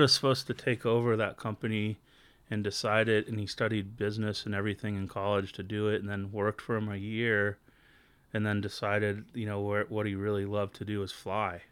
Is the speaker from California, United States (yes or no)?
yes; Long Beach, California, United States; I grew up in Southern California in a town called Long Beach